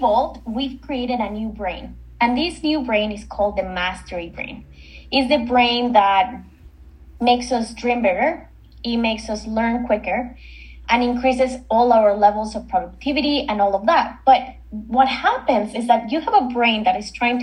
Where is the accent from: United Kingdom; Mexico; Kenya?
Mexico; now in Canada; I'm not originally from Canada. I'm from Mexico. And in Canada, I live on my own.